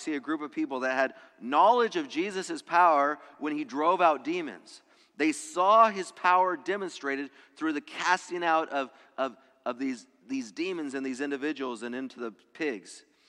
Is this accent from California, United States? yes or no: no; Loveland, Colorado, United States; born there; also born or lived in Utah; I was born in Loveland, Colorado, the home of Campion Academy. My dad was a teacher there. We moved from there to Utah for 2.5 years.